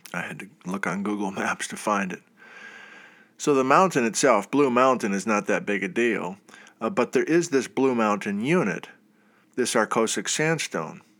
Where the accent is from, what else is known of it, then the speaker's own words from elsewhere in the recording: Wisconsin, United States; moved away; I went to the University of Wisconsin in Madison. That's, that's my home state.